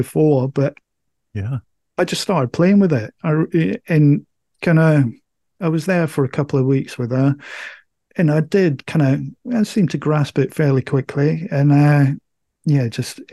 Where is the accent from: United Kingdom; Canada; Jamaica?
United Kingdom; Scotland; moved away; I'm from Scotland. My folks still live up in Scotland